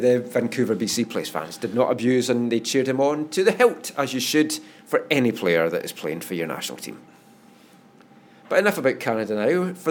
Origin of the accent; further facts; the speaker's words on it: East Coast of Scotland, United Kingdom; I'm from the East Coast